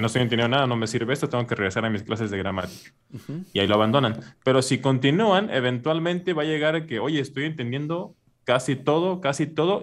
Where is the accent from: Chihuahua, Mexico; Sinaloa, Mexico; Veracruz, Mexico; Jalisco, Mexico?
Veracruz, Mexico; first language Spanish; yo soy de Veracruz, en México, que está en la costa